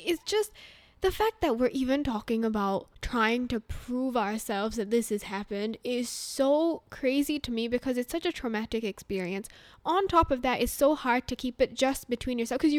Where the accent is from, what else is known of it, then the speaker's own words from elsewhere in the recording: India; moved away; when I was growing up in India